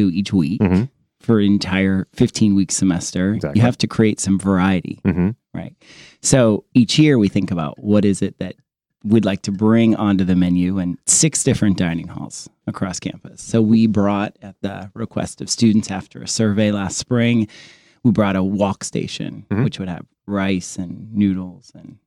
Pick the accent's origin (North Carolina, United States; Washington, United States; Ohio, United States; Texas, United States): Ohio, United States; Zanesville; moved away as an adult; also born or lived in Vermont / Florida; lived there until I was 22